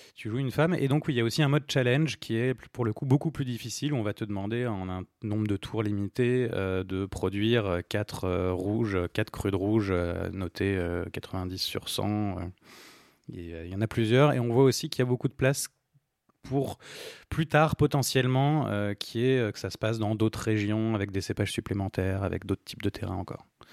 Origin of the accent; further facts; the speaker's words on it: France; en tant que Français